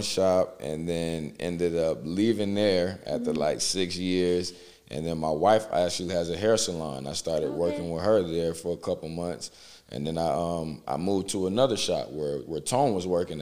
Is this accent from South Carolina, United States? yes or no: yes; Beaufort, South Carolina, United States; also born or lived in Marietta, Georgia; now in Atlanta, United States; I was born in Beaufort, and then 2 weeks after that, my mom actually moved to Atlanta, to Marietta